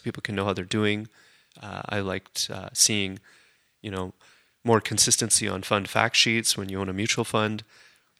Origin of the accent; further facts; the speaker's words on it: Calgary, Alberta, Canada; Born and raised in Calgary